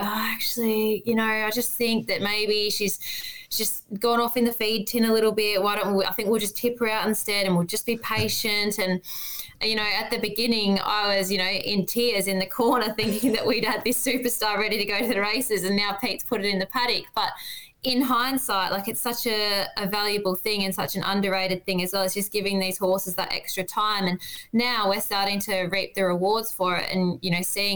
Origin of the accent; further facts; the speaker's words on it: Western Australia, Australia; moved away as an adult; now in Victoria, Australia; I grew up in Western Australia and started off over there and worked for some small stables and moved over to Victoria